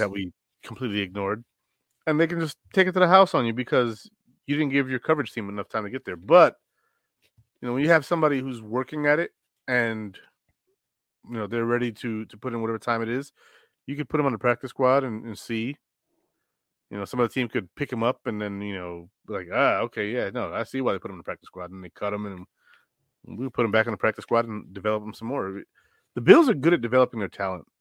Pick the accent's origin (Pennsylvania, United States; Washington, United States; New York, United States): New York, United States; Rochester; I'm from Rochester